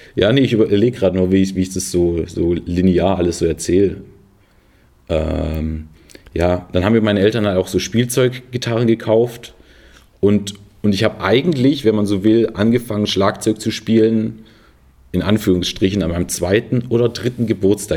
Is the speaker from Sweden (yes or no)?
no; Filderstadt, Baden-Württemberg, Germany; also born or lived in Stuttgart; ich bin in, in Stuttgart geboren